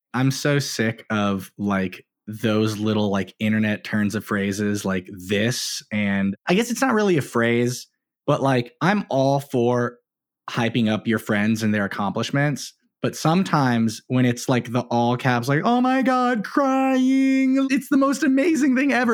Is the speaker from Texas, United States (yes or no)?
yes; San Antonio, Texas, United States; So I grew up in San Antonio, Texas